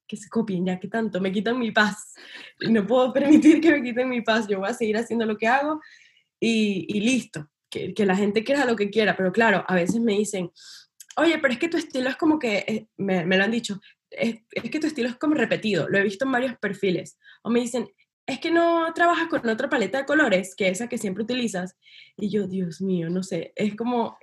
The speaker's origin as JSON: {"language": "Spanish", "country": "Venezuela", "said": "yo soy de Venezuela"}